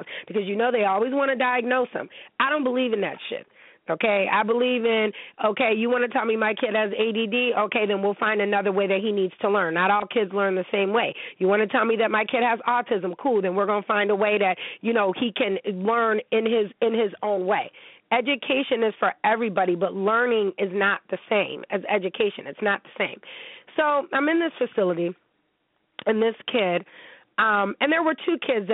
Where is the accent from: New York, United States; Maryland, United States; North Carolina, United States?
New York, United States; Niagara Falls; I'm from the 716. I'm from Niagara Falls, New York